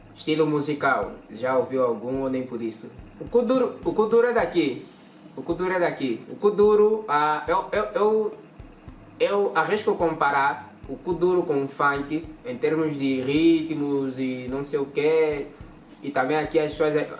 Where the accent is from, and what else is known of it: Angola